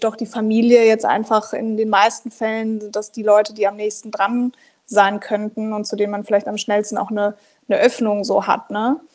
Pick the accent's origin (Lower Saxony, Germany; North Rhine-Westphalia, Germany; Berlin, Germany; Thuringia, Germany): Berlin, Germany; Und ich komme ja aus Berlin, das ist quasi fünf Minuten von unserem Zuhause